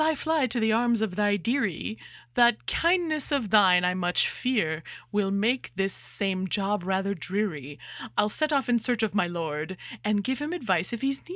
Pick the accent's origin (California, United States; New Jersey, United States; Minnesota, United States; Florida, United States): California, United States; near Turlock; Turlock, which is like 20 minutes from my hometown